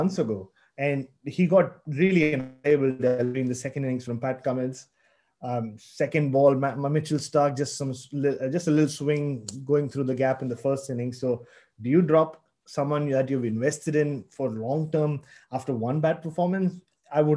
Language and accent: English; Mumbai, Maharashtra, India; moved away as an adult; now in Australia; I'm from Bombay originally, and I was covering cricket in Bombay for a long time